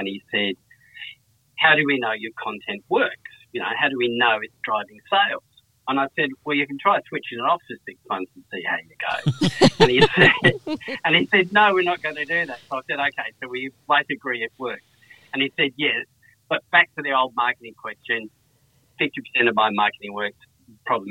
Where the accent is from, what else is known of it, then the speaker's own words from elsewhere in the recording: Perth, Western Australia, Australia; moved away as an adult; now in Sydney, Australia; I've been in Sydney 26 years now, but I grew up in Perth.